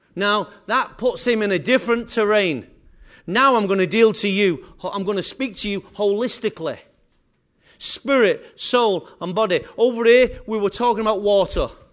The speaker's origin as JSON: {"language": "English", "region": "England", "country": "United Kingdom", "said": "I am English"}